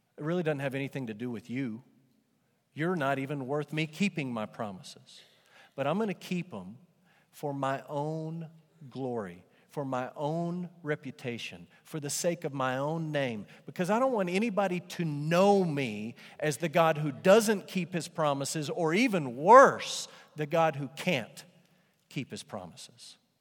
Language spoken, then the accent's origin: English; Amarillo, Texas, United States; growing up in Amarillo, every now and then Amarillo would have pretty decent bands come through.